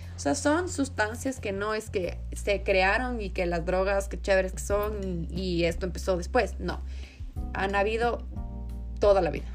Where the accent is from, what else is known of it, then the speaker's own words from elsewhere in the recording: Ecuador; also born or lived in England; como ecuatorianos, sino como latinoamericanos